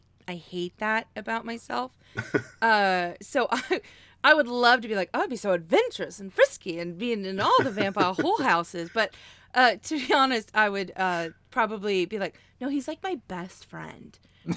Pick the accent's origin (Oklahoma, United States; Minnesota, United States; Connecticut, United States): Oklahoma, United States; was raised in Oklahoma, so I kind of describe myself like the South or the Midwest, depending on